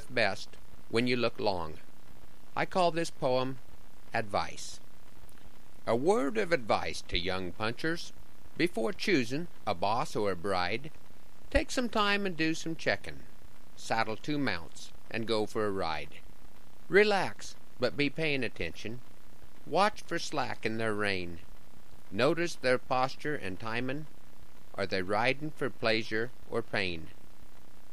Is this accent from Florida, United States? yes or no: no; Broken Bow, Nebraska, United States; returning to Broken Bow